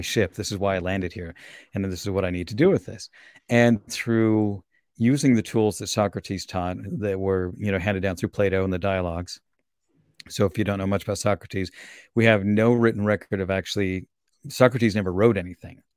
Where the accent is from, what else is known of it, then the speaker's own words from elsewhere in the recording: Salt Lake City, Utah, United States; also born or lived in Virginia / Minnesota / Austria; now in Portland, United States; I grew up in Salt Lake, which is a very different climate than here